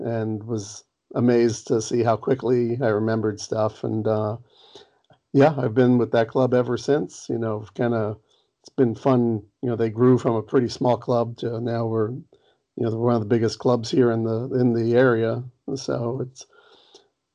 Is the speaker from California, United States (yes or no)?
yes; Los Angeles, California, United States; I grew up down in Los Angeles